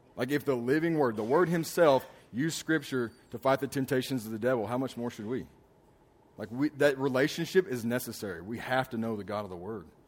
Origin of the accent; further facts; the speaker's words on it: Alabama, United States; moved away; also born or lived in Houston; I remember growing up in Alabama, in this small town that we lived